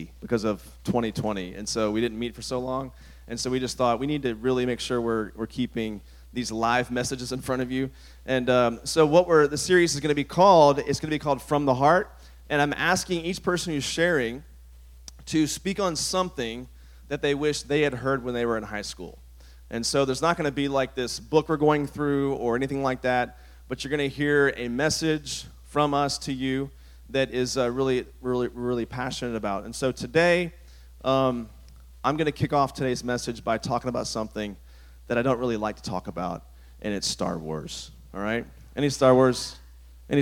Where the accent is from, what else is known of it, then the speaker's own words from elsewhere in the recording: Virginia, United States; the church I grew up in Virginia